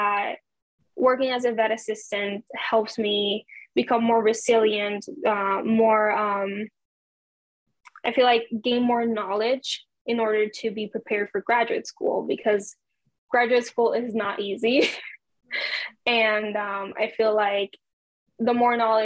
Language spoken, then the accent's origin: English; Puerto Rico; English is a second language; I'm from Puerto Rico